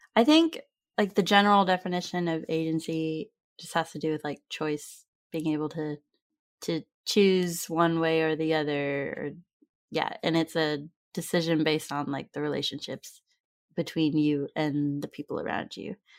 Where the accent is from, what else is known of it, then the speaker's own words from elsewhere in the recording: California, United States; we grew up in California in the United States